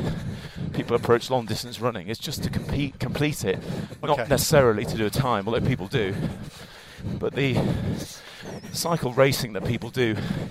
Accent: North Wales, United Kingdom; moved away; also born or lived in London; I grew up in North Wales

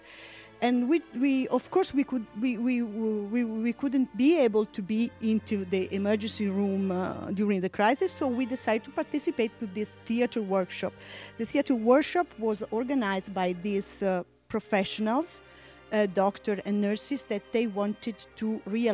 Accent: Bergamo, Lombardy, Italy; I am from Bergamo

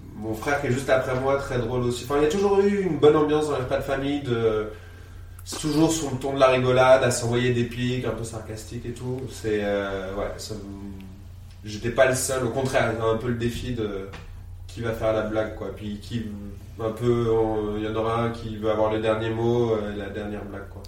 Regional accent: Reuilly, Centre-Val de Loire, France; also born or lived in Vierzon, Cher; je suis quelqu'un qui a grandi à Reuilly dans l'Indre

